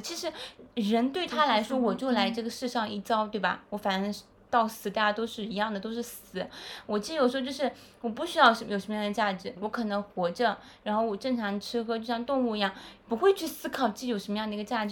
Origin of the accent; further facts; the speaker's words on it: China; now in Shanghai, China; 我们中国人